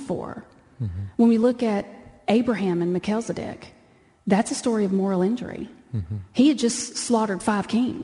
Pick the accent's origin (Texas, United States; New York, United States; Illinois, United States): Texas, United States; I'm from Texas and that's how we talk.